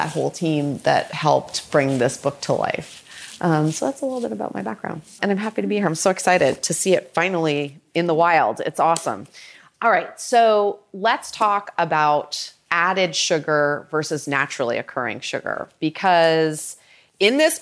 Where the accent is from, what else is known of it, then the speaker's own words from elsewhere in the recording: Toronto, Ontario, Canada; also born or lived in Boston; now in San Francisco, United States; So I am a Canadian girl. I grew up in Toronto and I came to the US by way of Boston, and I now live in San Francisco